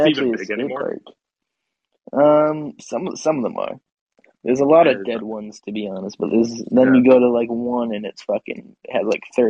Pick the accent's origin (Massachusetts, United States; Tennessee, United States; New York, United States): Massachusetts, United States; Boston; I'm from Boston.